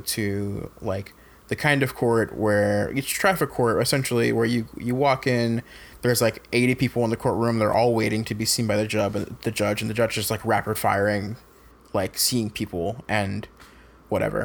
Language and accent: English; Fayetteville, North Carolina, United States; Fayetteville, which is my hometown.